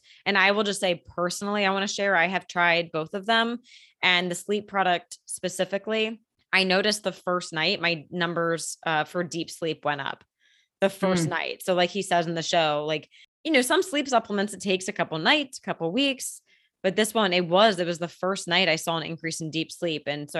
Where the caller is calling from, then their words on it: Las Vegas, Nevada, United States; I'm tuning in from Las Vegas today, along with my sister Lauren across the country.